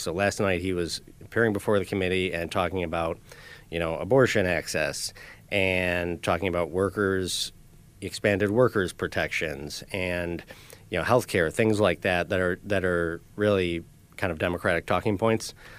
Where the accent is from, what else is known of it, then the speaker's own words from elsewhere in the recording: Buffalo, New York, United States; I was born in South Buffalo myself here, um, and lived there for a while